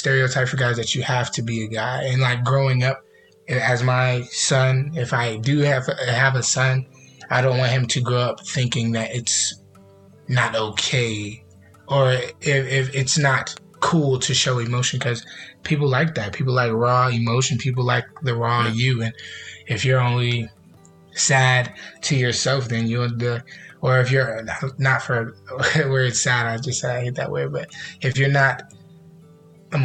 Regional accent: New York City, New York, United States; now in Charlotte, United States; I am from New York, Brooklyn, New York

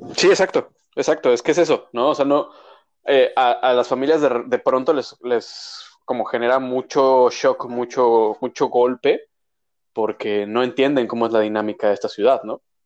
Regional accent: Mexico; now in Canada; como mexicanos

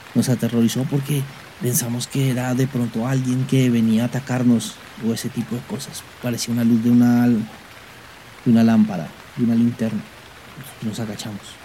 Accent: Colombia; aquí en mi país Colombia, teníamos el tema de que nosotros prestábamos servicio militar los jóvenes que terminamos el bachillerato

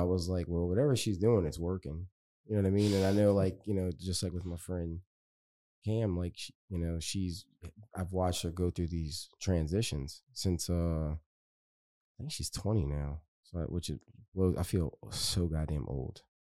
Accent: West Bank, Louisiana, United States; I'm from the West Bank

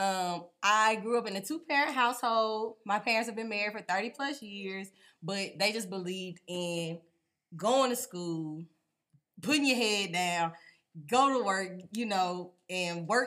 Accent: Texarkana, Texas, United States; also born or lived in Longview, Texas; I am from Texas, Longview born, Texarkana raised

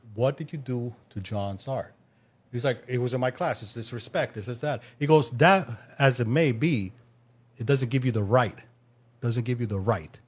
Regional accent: New York City, New York, United States; I'm from Queens, New York

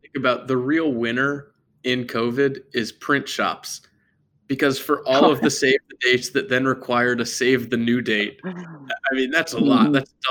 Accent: Durham, North Carolina, United States; my hometown of Durham, North Carolina

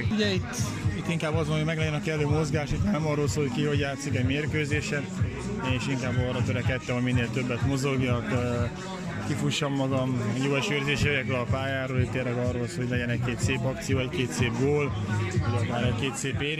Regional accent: Tápiószentmárton, Pest, Hungary; also born or lived in Szeged; Szegedi születésű vagyok, Tápió Szemártoni vagyok, úgyhogy Mucsányi Marcival együtt nőttem fel.

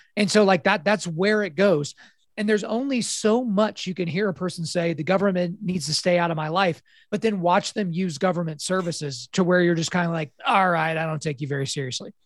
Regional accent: Oklahoma, United States; born and raised in Oklahoma

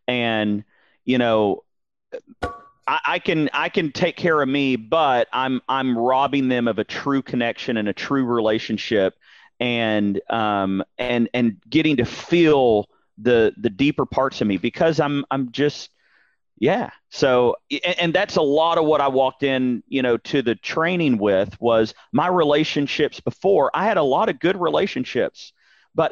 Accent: Dallas, Texas, United States; born and raised in Dallas-Fort Worth, heart of Texas

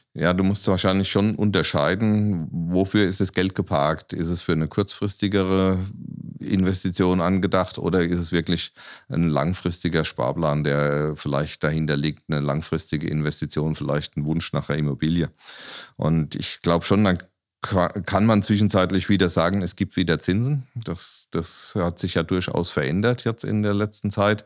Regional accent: Aschaffenburg, Bavaria, Germany; Ich bin ja Aschaffenburger, äh, in Aschaffenburg geboren

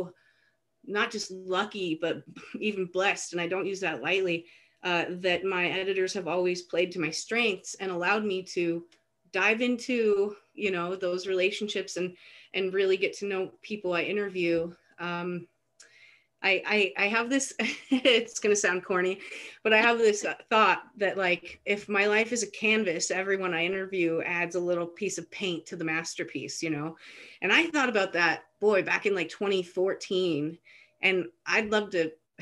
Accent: Coeur d'Alene, Idaho, United States; now in Post Falls, United States; I was born and raised in Coeur d'Alene, North Idaho. I live in Post Falls now

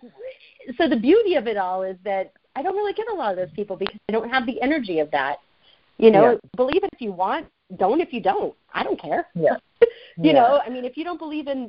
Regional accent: the South, United States; I was raised in the South

